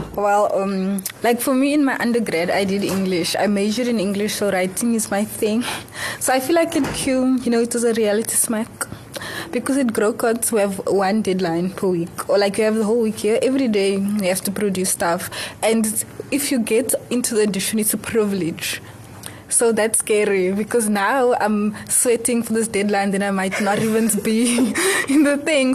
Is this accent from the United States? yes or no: no; Cape Town, Western Cape, South Africa; I'm born and raised in Cape Town